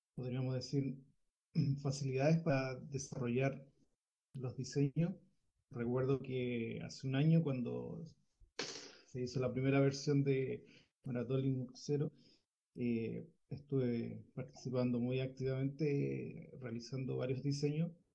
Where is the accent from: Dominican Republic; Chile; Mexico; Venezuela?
Chile; soy de Chile